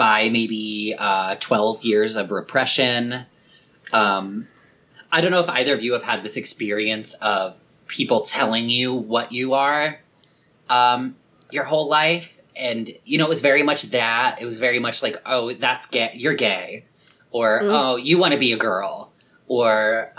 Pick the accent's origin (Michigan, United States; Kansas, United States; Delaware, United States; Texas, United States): Delaware, United States